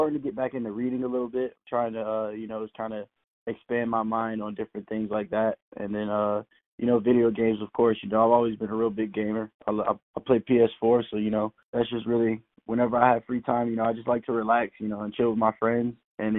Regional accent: Tampa, Florida, United States; also born or lived in South Carolina / Savannah / Puerto Rico / Charleston; And then I ended up in Tampa around second grade, I think it was. And then I've been in Tampa ever since

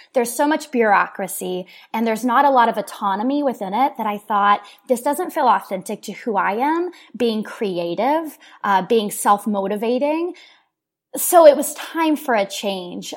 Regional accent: Oklahoma City, Oklahoma, United States; people, myself included, have either moved away or done enough traveling where we're now coming back into our city

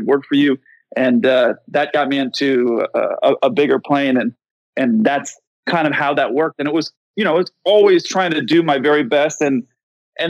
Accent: San Diego, California, United States; moved away; I grew up in San Diego

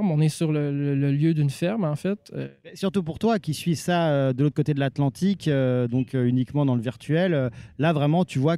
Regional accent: Quebec, Canada; Je viens du Québec, euh, au Canada.

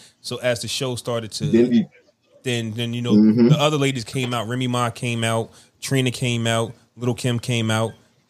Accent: New York City, New York, United States; I'm from the Bronx. I'm from this part of New York.

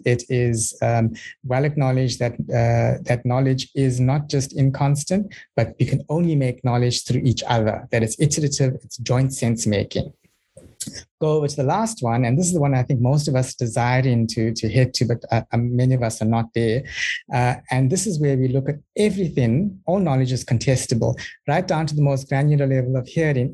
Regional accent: South Africa; now in New Zealand; I'm from South Africa, currently based in uh, New Zealand

